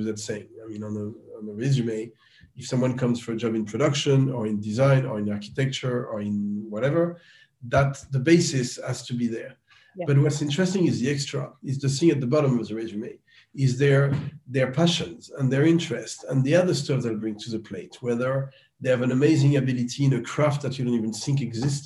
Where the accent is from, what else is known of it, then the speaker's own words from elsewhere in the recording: France; I grew up in France